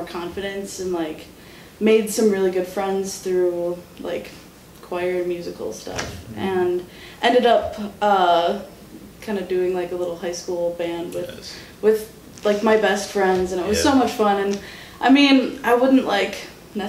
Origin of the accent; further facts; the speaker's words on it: Racine, Wisconsin, United States; also born or lived in Muskego, Wisconsin / Whitewater, Wisconsin; I grew up in Racine, and then I went to high school in Muskego